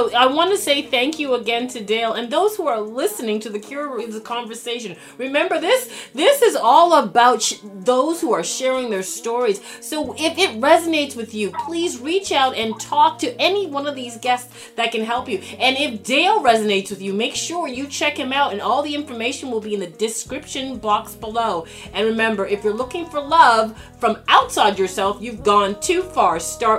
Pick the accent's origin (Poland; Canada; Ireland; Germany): Canada; Toronto, Ontario; growing up in Toronto, Canada, and living through the challenges of childhood